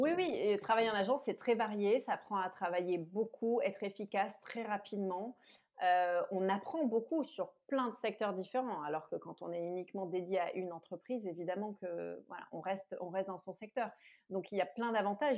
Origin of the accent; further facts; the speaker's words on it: Marseille, Provence-Alpes-Côte d'Azur, France; j'ai grandi à Marseille